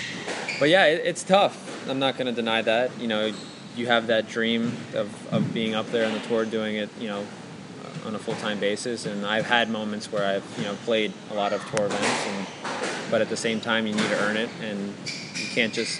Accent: United States; being an American

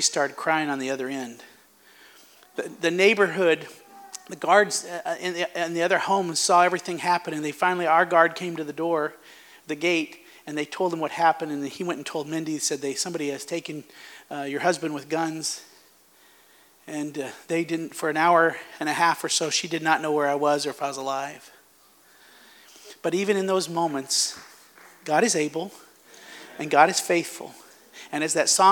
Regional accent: United States; moved away as an adult; also born or lived in Zambia; as American

